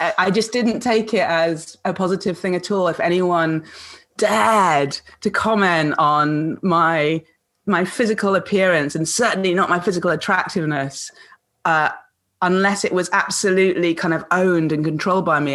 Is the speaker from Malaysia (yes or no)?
yes; Kuala Lumpur, Malaysia; moved away; she was my nanny when I was growing up in Kuala mm. Lumpur.